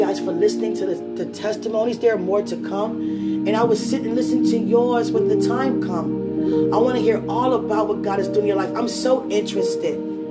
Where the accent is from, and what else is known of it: United States